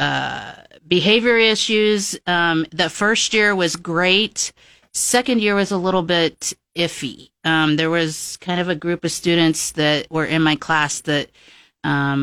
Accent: Waverly, Nebraska, United States; also born or lived in Gordon, Nebraska; I grew up on going to Eagle Elementary and also to Waverly, and so I know small town Nebraska very well

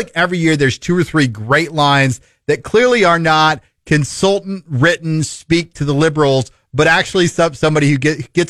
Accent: Midwest, United States; How am I in Hollywood? I'm from the Midwest.

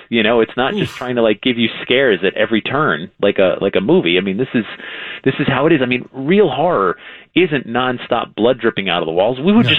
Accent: Newtown, Connecticut, United States; I grew up in Newtown, Connecticut, which is where this whole haunting started.

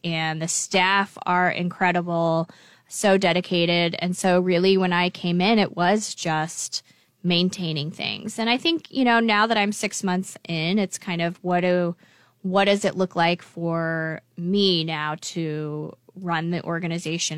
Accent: Lincoln, Nebraska, United States; I grew up in Lincoln, uh, and I went to Lincoln Public Schools here

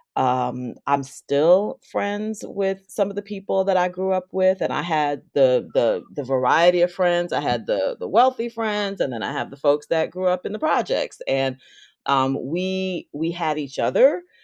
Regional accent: White Plains, New York, United States; moved away as an adult; also born or lived in Elmsford, New York / Roxbury, Massachusetts; I grew up in Westchester County, north of the Bronx

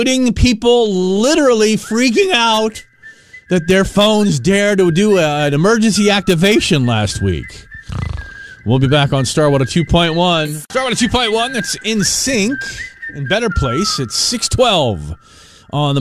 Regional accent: Arlington, Virginia, United States; when I was a kid, I grew up in Arlington, Virginia

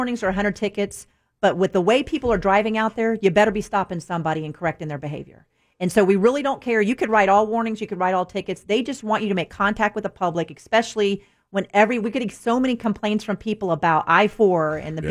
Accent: Orlando, Florida, United States; I grew up in Orlando, so I plan on staying

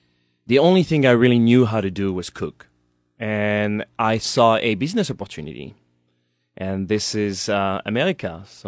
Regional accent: Vendée, Pays de la Loire, France; English is a second language; moved away as an adult; also born or lived in New York, United States; now in Lincoln, United States; I grew up in France till I was 22 in La Vendée, west coast of France.

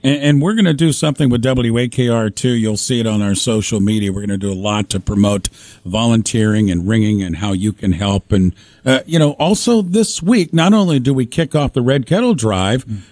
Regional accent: Northwest Pennsylvania, United States; being a little guy in Northwest mm. Pennsylvania

